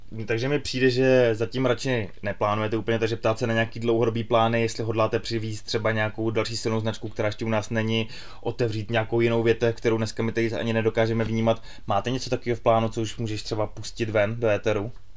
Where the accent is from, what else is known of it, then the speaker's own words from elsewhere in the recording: Czechia; my, jako Češi